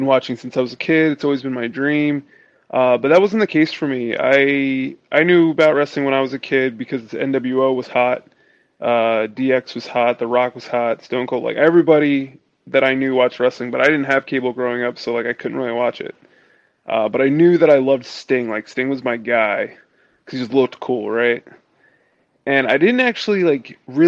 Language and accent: English; Willingboro, New Jersey, United States; also born or lived in Mount Laurel, New Jersey; I grew up in Willingboro, New Jersey. So I've been in New Jersey pretty much all my life.